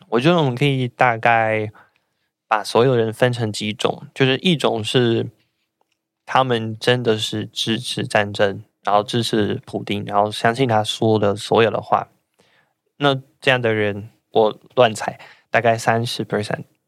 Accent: Russia; Chinese is a second language; moved away as an adult; now in Taiwan; 我老家一个小镇，然后我们那边是有几个人被，就是，应该是有十几个人被，就是被征召去那边

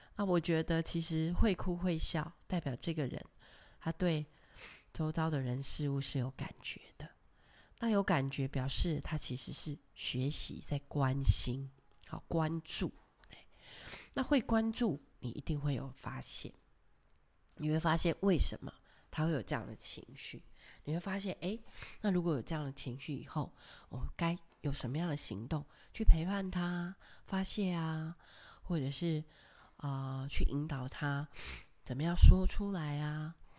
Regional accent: a small fishing village in Kaohsiung, Taiwan; 我的家乡是在高雄的一个小渔村，我在那里成长到十八岁

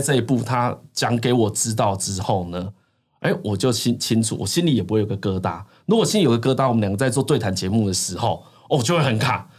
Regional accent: rural Changhua, Changhua County, Taiwan; 我是住彰化的乡下

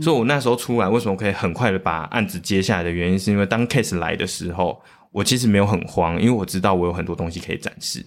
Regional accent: Changhua County, Taiwan; moved away as an adult; now in Taipei, Taiwan; 我是北漂嘛，我是，我是彰化人，但是我北漂到台北

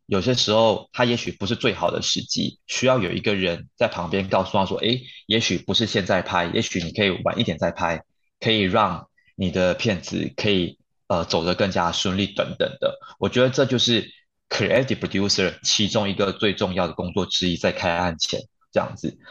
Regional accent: Malaysia; now in Taiwan; 我是从马来西亚来到台湾来打拼

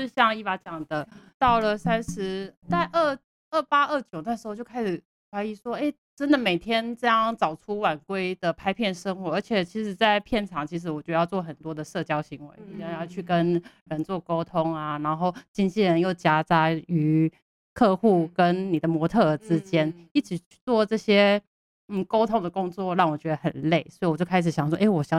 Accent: Changhua County, Taiwan; 因为我本身是彰化人嘛，嗯、所以那时候已经在台北工作了大概八年了，嗯、然后。

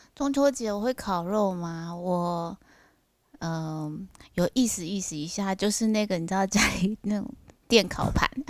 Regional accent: southern Taiwan, Taiwan; 南部我们都透天房子

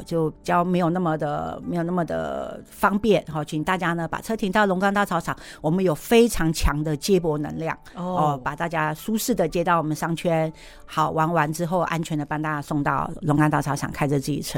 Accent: Myanmar; 好，我们云南人凌晨六点就要吃米干

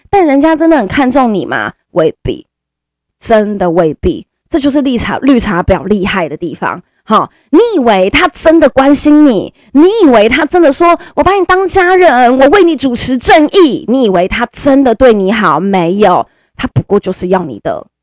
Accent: Caotun, Nantou County, Taiwan; 我们我家乡南投草屯那一边

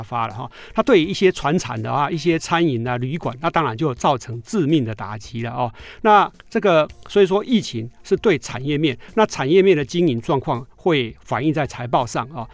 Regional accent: Taiwan; 我们台湾人

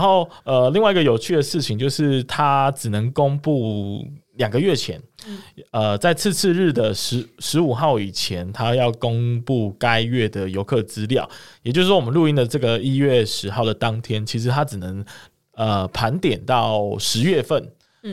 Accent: Kaohsiung, Taiwan; 身为高雄人的我

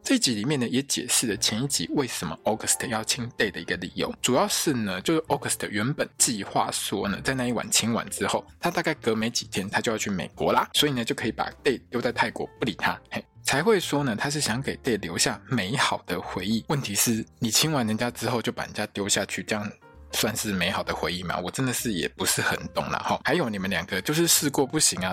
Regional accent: Taiwan; 我们台湾人

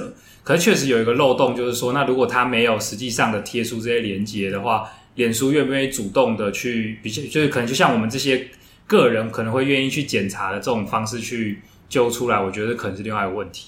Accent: Taiwan; 我们台湾人大部分都喜欢 F B

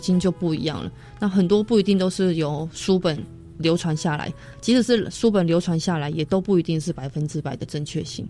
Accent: Taipei, Taiwan; also born or lived in Leye, Alishan, Chiayi County; now in Alishan, Taiwan; 我是台北人

